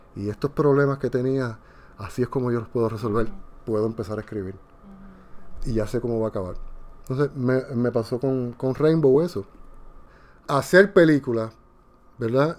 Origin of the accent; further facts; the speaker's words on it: Puerto Rico; now in Dominican Republic; soy de Puerto Rico y vivo en República Dominicana